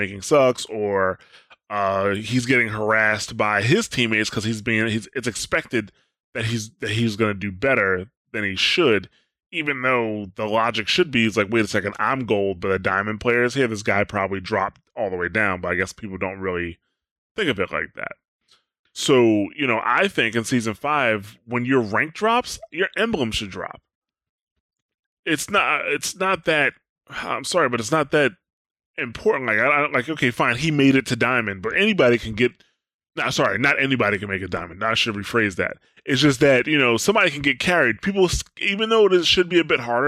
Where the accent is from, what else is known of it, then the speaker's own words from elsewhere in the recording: United States; I'm an American